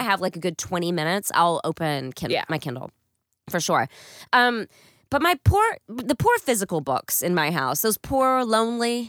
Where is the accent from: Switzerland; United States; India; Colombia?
United States; East Texas; moved away; I'm from East Texas